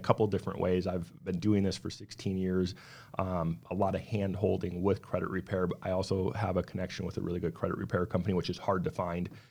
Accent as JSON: {"language": "English", "region": "South Dakota", "country": "United States", "tie": "born or raised there", "moved": "yes", "lives_now": "Arizona, United States", "said": "Originally grew up, born and raised in South Dakota, moved out to Arizona back in two thousand three"}